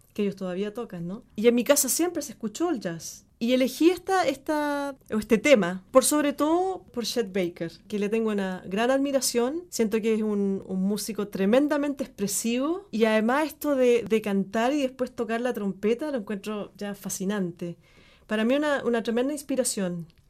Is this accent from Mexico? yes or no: no; Chile; moved away as an adult; also born or lived in Argentina; desde mi experiencia como chilena